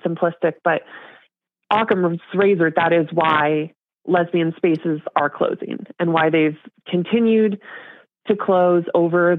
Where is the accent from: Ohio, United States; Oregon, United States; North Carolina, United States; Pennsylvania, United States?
Oregon, United States; Portland; I'm from Portland